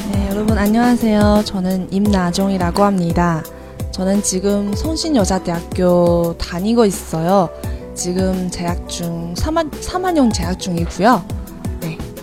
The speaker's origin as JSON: {"language": "Korean", "country": "China", "second_language": "Korean", "moved": "as an adult", "lives_now": "South Korea", "said": "저는 1월에 잠깐 중국에 돌아갔어요"}